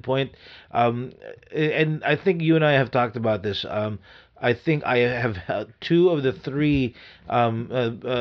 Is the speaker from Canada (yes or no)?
no; Philippines; moved away; I was born in the Philippines